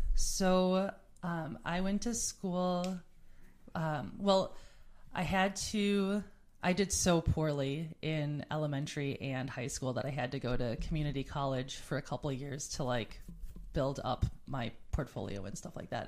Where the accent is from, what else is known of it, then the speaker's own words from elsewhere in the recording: New Berlin, Wisconsin, United States; I grew up in essentially like New Berlin, Wisconsin, which is about a half hour away from Milwaukee